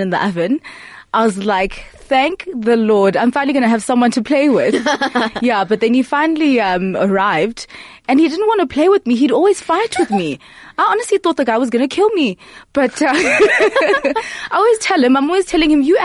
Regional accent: Port Elizabeth, Eastern Cape, South Africa; moved away as an adult; also born or lived in Grahamstown; So I was born and raised in Port Elizabeth

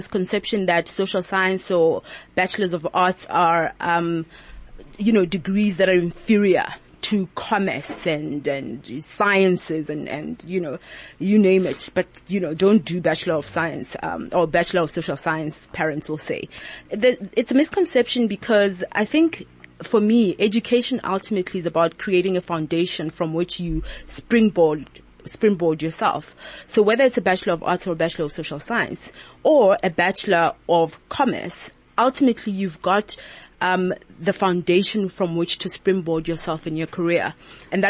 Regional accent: Lesotho; moved away; also born or lived in Johannesburg, South Africa / Cape Town, South Africa; I originally come from Lesotho. I was raised in Lesotho

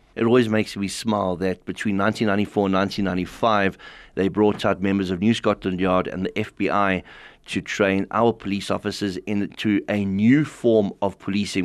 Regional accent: South Africa; being a South African who grew up in a very militaristic environment

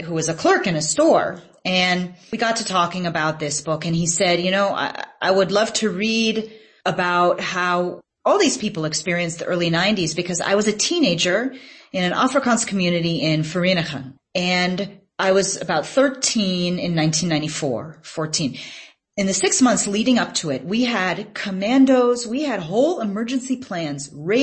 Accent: United States; now in South Africa; as an American reporter who also spoke some languages

